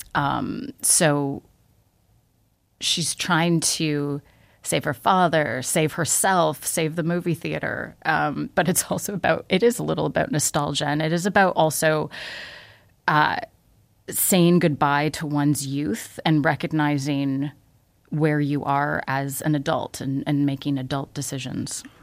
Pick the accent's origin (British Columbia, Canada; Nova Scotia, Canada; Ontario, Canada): Ontario, Canada; Toronto; I grew up in Toronto. Okay. I left for a while and and now I'm back